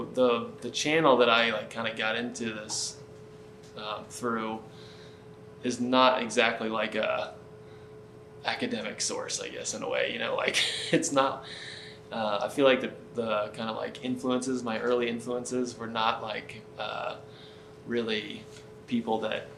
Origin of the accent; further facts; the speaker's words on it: Connecticut, United States; I grew up in Connecticut